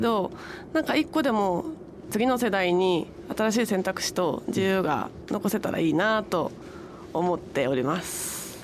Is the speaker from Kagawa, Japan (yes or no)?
no; Tokyo, Japan; 出身は東京なので